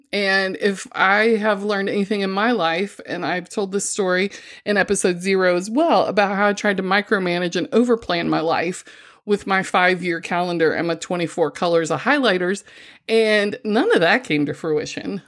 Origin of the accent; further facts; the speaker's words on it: Missouri, United States; I'm from the Show Me State